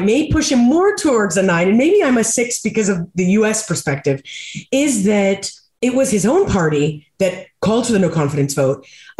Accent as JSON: {"language": "English", "country": "United States", "said": "as an American"}